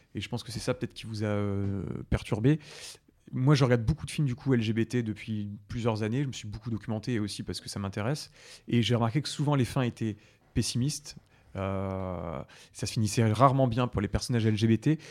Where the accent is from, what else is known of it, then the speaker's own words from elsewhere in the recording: Oise, Hauts-de-France, France; je viens de l'Oise, donc je suis, en, je suis picard.